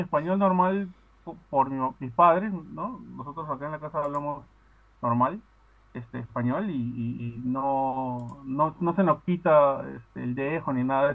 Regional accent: Peru; accent: Peruvian; now in Aruba

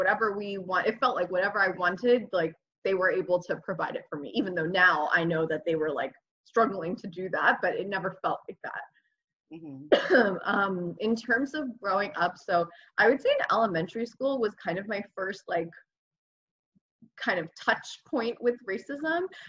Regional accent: New Jersey, United States; my experience growing up in Jersey was awesome. I think, I mean, my parents originally when they came had wanted to live in Queens because that's where everybody had family. But then my dad's uncle was in Jersey, so they ended up moving to Jersey to be closer to him.

